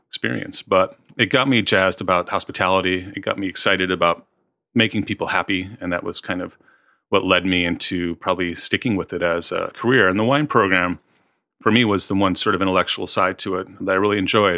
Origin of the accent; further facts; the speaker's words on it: Midwest, United States; moved away as an adult; also born or lived in New York; now in Australia; I was kind of from the Midwest, sort of. I was like a really just sort of friendly kind of Midwestern guy